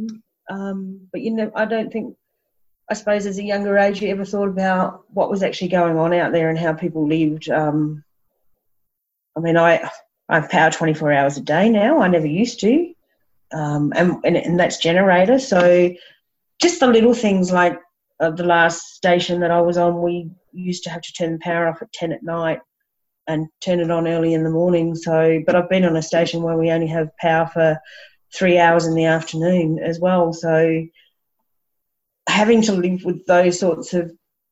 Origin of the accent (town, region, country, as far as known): Brisbane, Queensland, Australia; born or raised there; also born or lived in Bribie Island